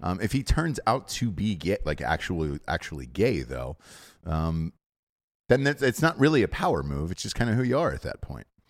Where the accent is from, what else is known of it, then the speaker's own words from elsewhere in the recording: Georgia, United States; I grew up in Georgia